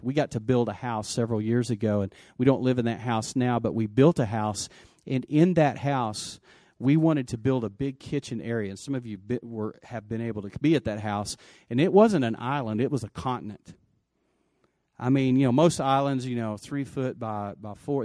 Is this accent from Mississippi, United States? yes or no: no; West Texas, United States; I grew up in West Texas